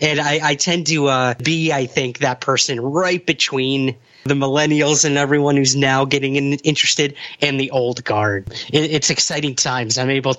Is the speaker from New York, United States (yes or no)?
yes; Syracuse, New York, United States; my hometown of Syracuse, New York